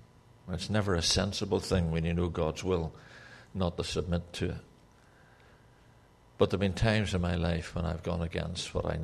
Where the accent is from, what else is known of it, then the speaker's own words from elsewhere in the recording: Ireland; but I'm Irish, okay, so that's allowable.